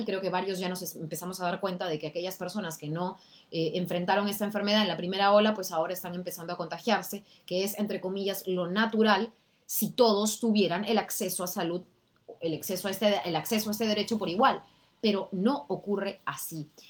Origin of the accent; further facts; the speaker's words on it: Peru; como peruanos